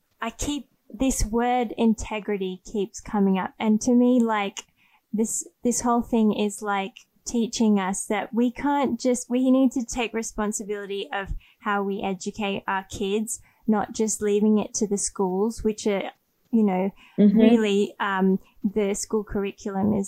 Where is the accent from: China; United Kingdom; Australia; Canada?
Australia; moved away; I grew up in Australia